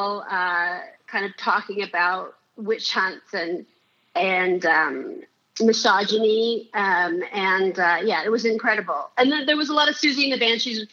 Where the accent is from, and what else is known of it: San Francisco, California, United States; born or raised there